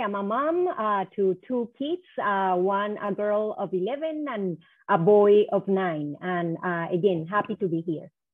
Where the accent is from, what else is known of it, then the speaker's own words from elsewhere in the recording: Cali, Valle del Cauca, Colombia; moved away as an adult; also born or lived in New York, United States; now in Minnesota, United States; I'm from Cali, Colombia